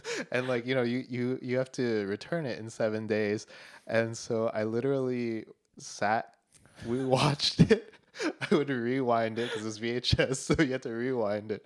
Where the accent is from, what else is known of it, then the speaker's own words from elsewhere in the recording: Denver, Colorado, United States; moved away as an adult; now in Boston, United States; I was born in Denver, Colorado